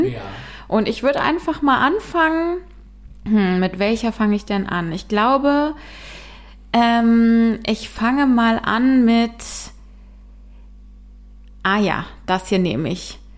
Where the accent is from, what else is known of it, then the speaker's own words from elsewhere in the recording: Bonn, North Rhine-Westphalia, Germany; so nennt man es zumindest in Bonn, wo ich herkomme.